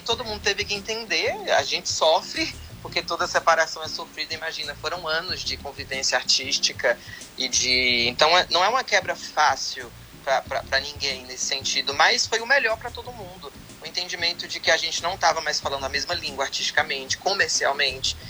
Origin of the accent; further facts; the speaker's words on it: Vitória da Conquista, Bahia, Brazil; eu sou do sertão da Bahia